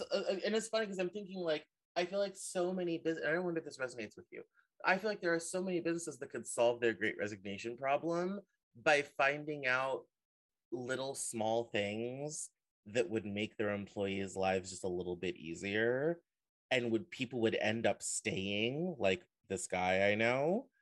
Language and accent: English; Denver, Colorado, United States; now in Seattle, United States; I'm from originally from Denver